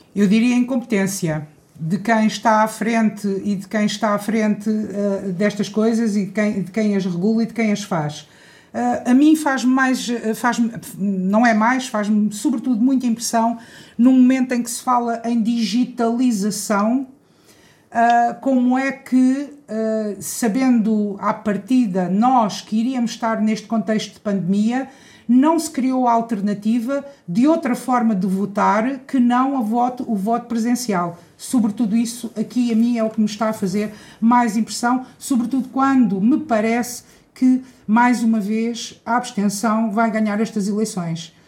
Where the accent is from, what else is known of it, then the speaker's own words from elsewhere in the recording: Cartaxo, Santarém District, Portugal; nasci no Cartaxo, fui estudar para fora e, e resolvi regressar para, para a minha terra, estabelecer-me aqui